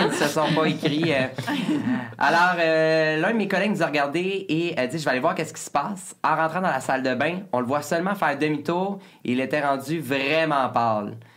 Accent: Lanaudière, Quebec, Canada; on vient tous de, de la Naudière

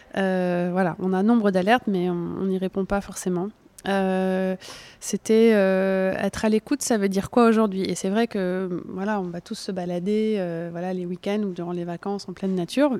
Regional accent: Burgundy, Bourgogne-Franche-Comté, France; moved away; j'ai grandi en Bourgogne

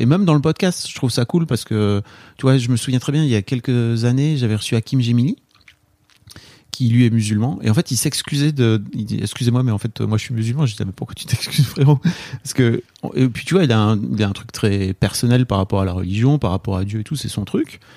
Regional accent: the Nord, Hauts-de-France, France; now in Paris, France; je viens du fin fond du Nord.

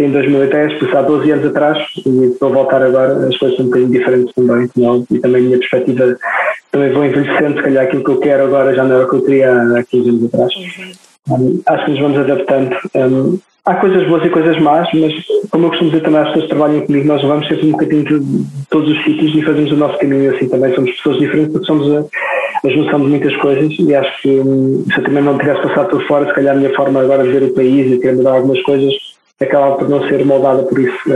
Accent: Minde, Centro, Portugal; moved away as an adult; also born or lived in Lisbon, Portugal / Berlin, Germany / Oxford, United Kingdom; eu sou de, sou de Minde, que muita gente não conhece, mas devia conhecer.

